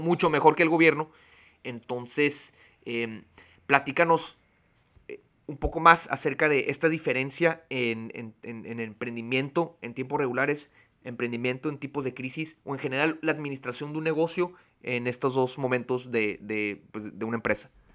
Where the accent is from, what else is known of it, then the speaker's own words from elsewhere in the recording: Tijuana, Baja California, Mexico; creciendo aquí en Tijuana